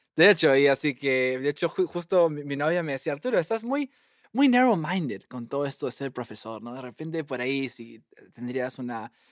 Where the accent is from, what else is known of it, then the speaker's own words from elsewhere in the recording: Lima, Peru; moved away as an adult; also born or lived in Washington, D.C., United States; now in Cambridge, United States; yo nací en, Lima, Perú, en el 90